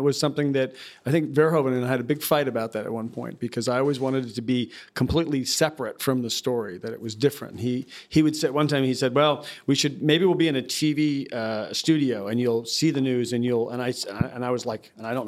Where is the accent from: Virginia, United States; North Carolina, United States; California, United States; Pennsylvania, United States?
California, United States; San Anselmo; also born or lived in Vienna, Austria; I was actually born in Vienna, Austria, by chance, and I grew up in the Marin County, in San Francisco Bay Area, Marin County. Mm. I grew up in San Anselmo